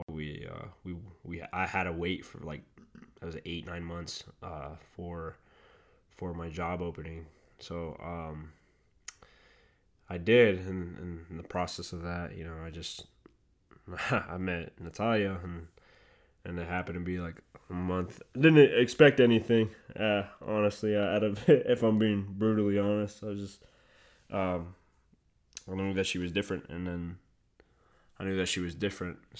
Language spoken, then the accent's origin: English; Fort Worth, Texas, United States; also born or lived in Venezuela; I'm first generation over here from Venezuela. And was born there. I was raised over here in Fort Worth